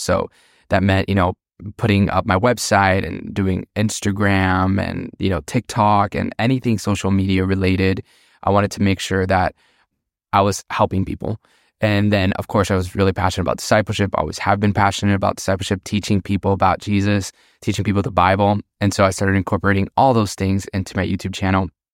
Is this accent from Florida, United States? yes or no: yes; Miami, Florida, United States; moved away as an adult; now in Pittsburgh, United States; I grew up in, born and raised in Miami